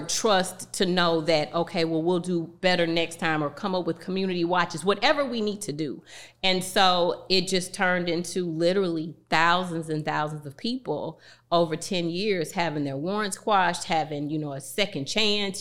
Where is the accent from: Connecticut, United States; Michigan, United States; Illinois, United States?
Illinois, United States; East St. Louis; my hometown of East Saint Louis